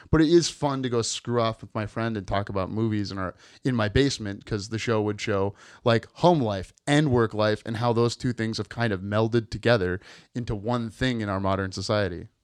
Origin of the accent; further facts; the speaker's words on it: Midwest, United States; I'm from the Midwest